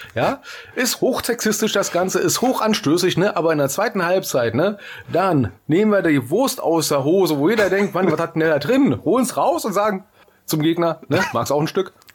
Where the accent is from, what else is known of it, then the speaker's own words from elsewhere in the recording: Berlin, Germany; moved away; ich war in meiner Heimatstadt, ja, in Berlin